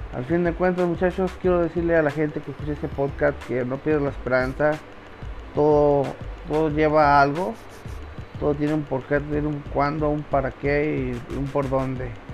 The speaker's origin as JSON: {"language": "Spanish", "country": "Mexico", "also_born_or_lived": "Guadalajara, Mexico", "said": "aquí en México. Ya me mudé de mi pueblo, de Guadalajara a mi pueblo"}